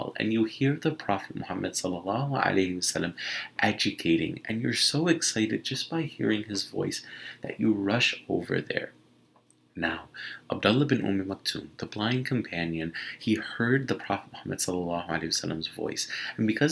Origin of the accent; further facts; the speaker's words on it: Michigan, United States; I'm from Michigan.